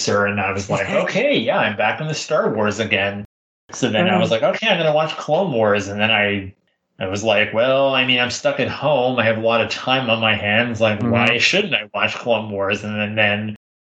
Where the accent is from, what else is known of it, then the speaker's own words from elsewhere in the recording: Canada; being Canadian